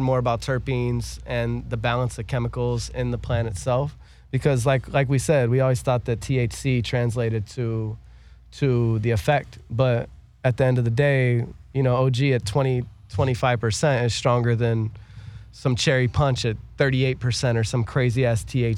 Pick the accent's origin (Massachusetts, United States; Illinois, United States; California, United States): California, United States; the Valley; I'm from the Valley